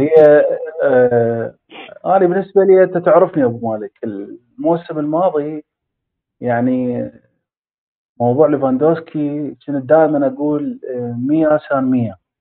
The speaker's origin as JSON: {"language": "Arabic", "country": "Iraq"}